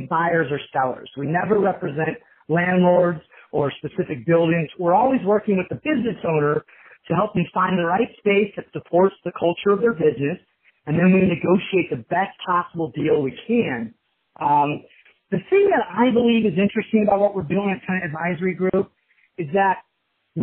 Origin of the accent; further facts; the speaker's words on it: Kansas City, United States; now in Chicago, United States; growing up in Kansas City, my father owned a commercial flooring business